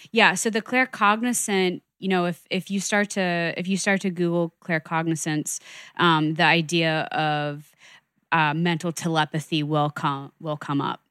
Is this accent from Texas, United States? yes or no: no; New York, United States; I'm a New Yorker